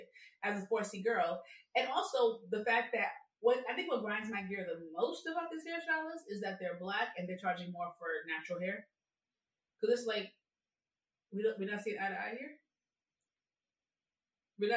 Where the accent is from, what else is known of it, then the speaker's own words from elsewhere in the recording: New York City, New York, United States; I'm from New York, so I'm an African shop kind of girl.